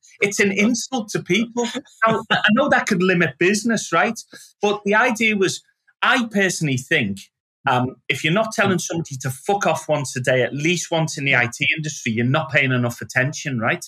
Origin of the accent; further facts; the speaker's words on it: Liverpool, North West England, United Kingdom; moved away as an adult; I go back to Liverpool